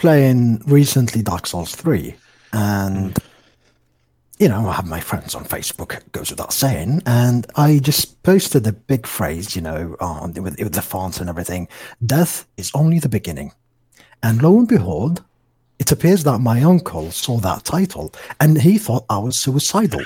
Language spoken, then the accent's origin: English; Algeria; my country here in Algeria